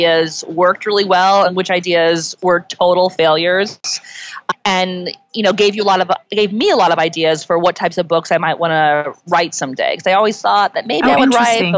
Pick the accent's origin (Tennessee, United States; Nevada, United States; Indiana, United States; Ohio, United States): Indiana, United States; Indianapolis; also born or lived in Georgia; now in New York, United States; I grew up in Georgia. My dad was in the service there. So I only lived there for a little bit. But then I spent the rest of my childhood in Indianapolis